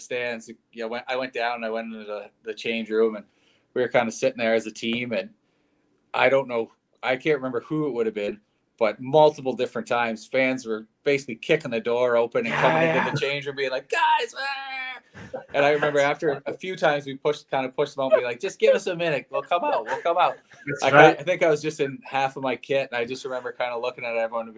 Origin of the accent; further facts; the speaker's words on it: Antigonish, Nova Scotia, Canada; moved away; my hometown of Antigonish